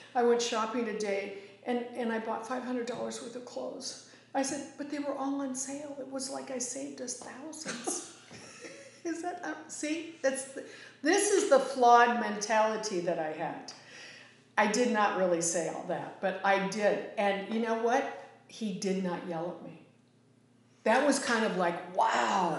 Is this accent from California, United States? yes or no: yes; Northern California, United States; moved away; where I grew up in Northern California